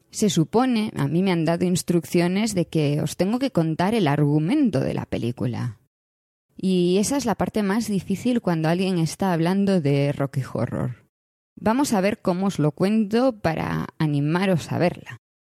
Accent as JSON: {"language": "Spanish", "region": "Galicia", "country": "Spain", "said": "Como gallega"}